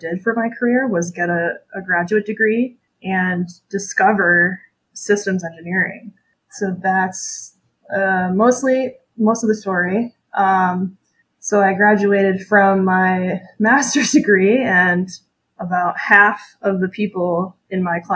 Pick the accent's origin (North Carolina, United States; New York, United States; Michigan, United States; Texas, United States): Michigan, United States; Charlevoix; I'm from Michigan. I grew up in a small tourist town called Charlevoix.